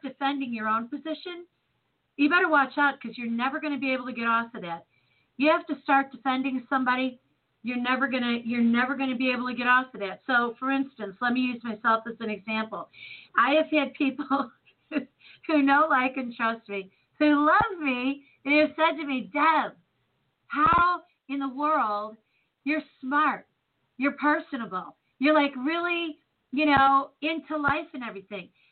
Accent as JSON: {"language": "English", "town": "Chicago", "region": "Illinois", "country": "United States", "tie": "born or raised there", "moved": "yes", "lives_now": "St. Louis, United States", "said": "Born and Raised in Chicago"}